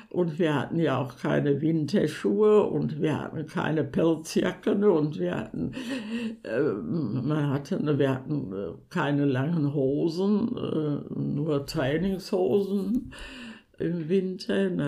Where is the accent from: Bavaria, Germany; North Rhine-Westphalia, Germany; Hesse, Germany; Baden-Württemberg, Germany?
North Rhine-Westphalia, Germany; Sauerland; ich bin 1930 im Sauerland geboren.